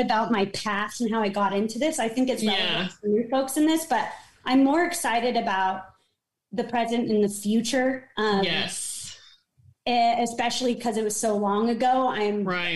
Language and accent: English; San Diego, California, United States; I grew up in Southern California in a beach town, in North County, San Diego